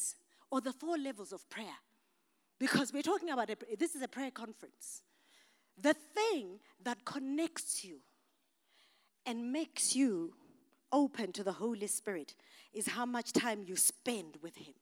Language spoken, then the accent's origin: English; Masvingo, Zimbabwe; I'm African from Mashingo